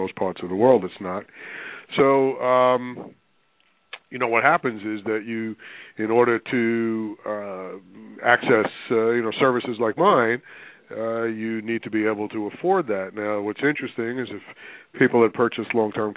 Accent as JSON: {"language": "English", "town": "New York City", "region": "New York", "country": "United States", "tie": "born or raised there", "also_born_or_lived": "Pennsylvania / Connecticut", "moved": "as an adult", "lives_now": "Palm Beach Gardens, United States", "said": "I'm born and raised in New York, although I have lived in a number of other places. I lived in Pennsylvania, lived in Connecticut, but I'm a New York guy. Actually New York City. Grew up in Queens"}